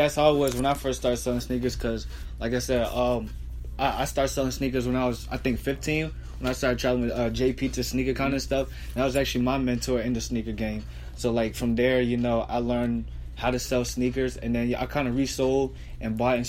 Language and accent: English; Florence, United States; moved away; I run my family nail salon business back in my hometown Florence.